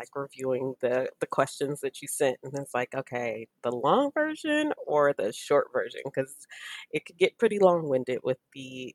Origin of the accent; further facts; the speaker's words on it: San Francisco Bay Area, California, United States; also born or lived in Oakland, United States / Livermore, United States; I was reared, I guess I should say, in San Francisco and Oakland, and I was raised in Livermore, which is a very like one cow, one horse town, a little bit east of Oakland